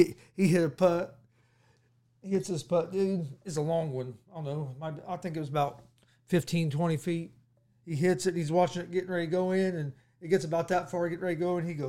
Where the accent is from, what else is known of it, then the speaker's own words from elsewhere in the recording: Indiana, United States; Game that interests me, and of course, I'm from Indiana, so it's going to interest me, even though I'm an IU fan